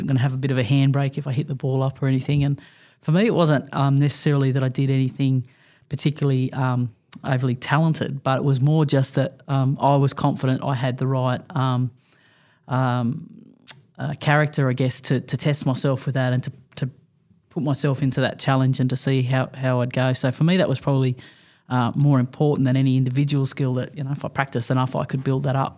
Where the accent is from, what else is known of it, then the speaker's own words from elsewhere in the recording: Junee, New South Wales, Australia; Growing up in a little country town of Junie